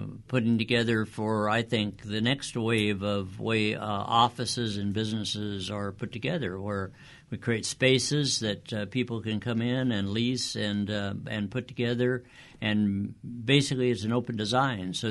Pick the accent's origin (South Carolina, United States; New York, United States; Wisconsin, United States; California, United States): California, United States; Whittier; I was born and raised here in Whittier and went to Whittier schools